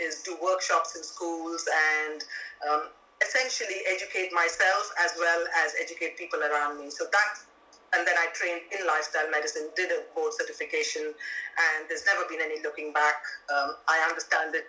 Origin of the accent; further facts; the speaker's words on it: India; now in London, United Kingdom; I grew up in India